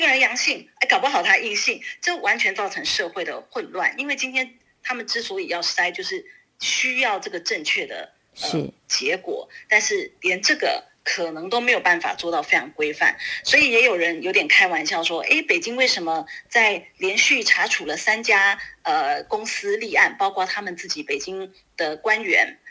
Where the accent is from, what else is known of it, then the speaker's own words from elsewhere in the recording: Taiwan; now in Beijing, China; 我自己作为一个台湾人